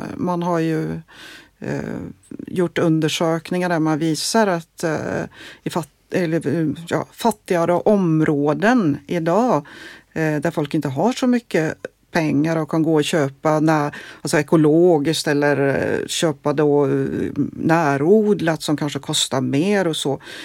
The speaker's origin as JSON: {"language": "Swedish", "country": "Norway", "also_born_or_lived": "Gothenburg, Sweden", "moved": "yes", "lives_now": "Sweden", "said": "jag är från Norge"}